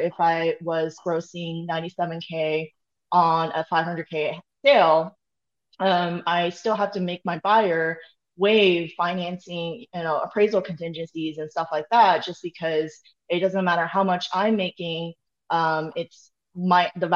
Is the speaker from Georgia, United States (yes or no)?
no; Austin, Texas, United States; moved away; I'm here right now in my hometown